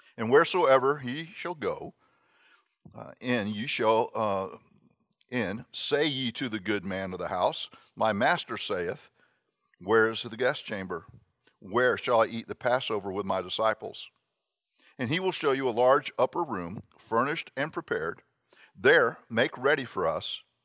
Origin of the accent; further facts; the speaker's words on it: Miami, Florida, United States; I grew up in Miami